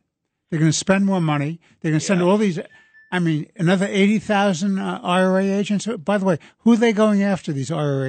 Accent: New York City, New York, United States; I'm a New Yorker

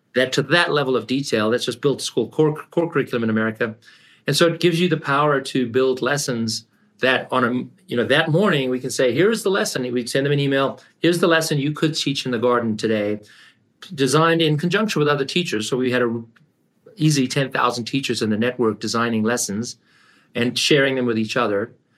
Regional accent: South Africa; moved away as an adult; also born or lived in Canada / California; I grew up in South Africa, and I came to Canada

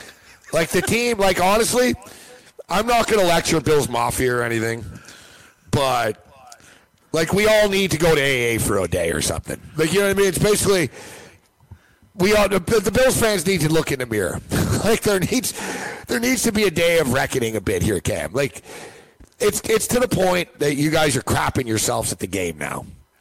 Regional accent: Toronto, Ontario, Canada; I was from Toronto.

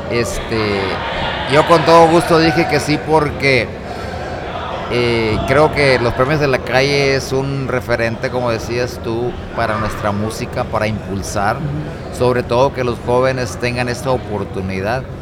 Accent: Rosamorada, Nayarit, Mexico; porque gente que venimos de un rancho como es mi pueblo Rosa Morada, pues a veces ni nos imaginamos eh, hasta dónde puede llegar nuestro mensaje

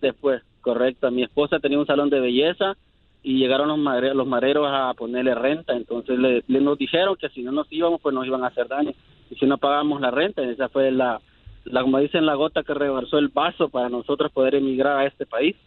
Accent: El Salvador; moved away as an adult; now in United States; Yo soy del Salvador. Vine a este país hace 10 años huyendo de las pandillas

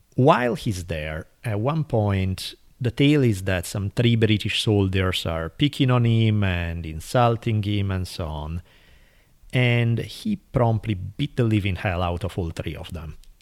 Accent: Italy; moved away; growing up in Italy

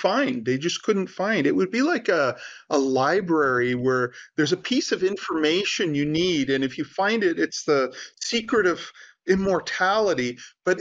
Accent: India; I'm Indian

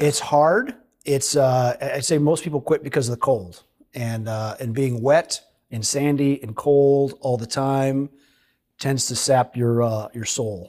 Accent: Holland, Michigan, United States; I grew up in Holland, Michigan

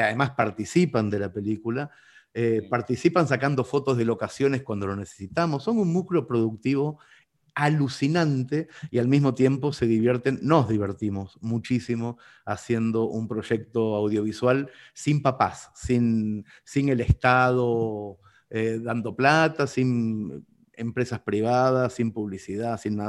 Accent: Mercedes, Soriano, Uruguay; mi ciudad natal, Mercedes

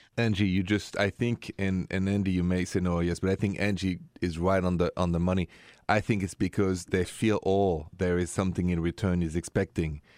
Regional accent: France; first language French; English is a second language; moved away as an adult; I was raised in France

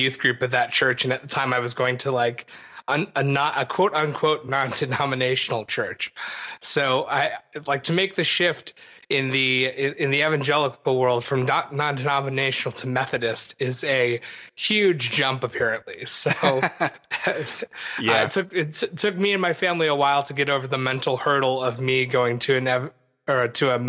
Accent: Naperville, Illinois, United States; also born or lived in Yorkville, Illinois; So I grew up primarily in Yorkville, Illinois, which is just west of where we grew up in Naperville, until fourth grade or fifth grade or something like that. And then we moved out to Naperville

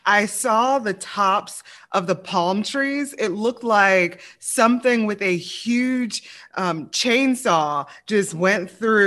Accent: Louisiana, United States; I'm from the South, Louisiana

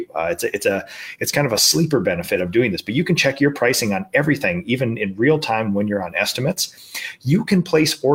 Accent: Minnesota, United States; in my home state at the Graco World headquarters

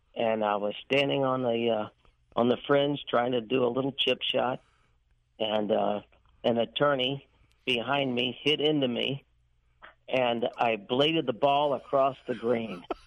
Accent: St. Louis, Missouri, United States; right here in St. Louis

